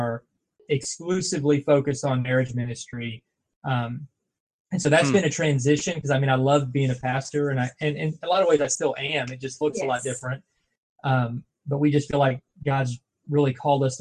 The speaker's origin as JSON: {"language": "English", "region": "Kentucky", "country": "United States", "said": "we're from Kentucky."}